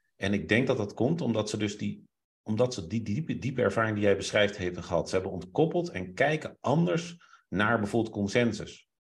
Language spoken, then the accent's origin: Dutch; Groningen, Netherlands; ik ging in Groningen wonen en toen ben ik twee jaar gepest